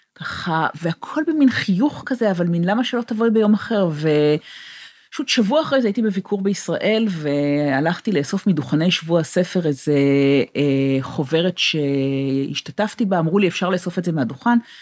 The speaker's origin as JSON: {"language": "Hebrew", "country": "Israel", "tie": "born or raised there", "also_born_or_lived": "England / Boston", "moved": "as an adult", "lives_now": "California, United States", "said": "אני נולדתי בישראל, אני גדלתי בישראל"}